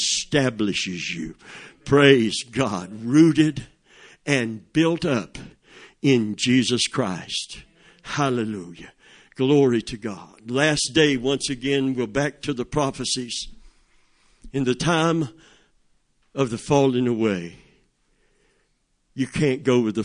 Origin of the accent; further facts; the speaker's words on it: Plant City, Florida, United States; I was a redneck from Plant City